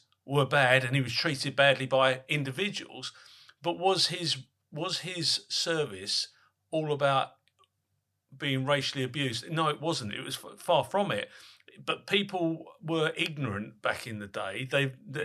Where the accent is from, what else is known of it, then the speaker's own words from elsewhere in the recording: Colchester, East of England, United Kingdom; I'm from Colchester, for instance, and we had a military hospital here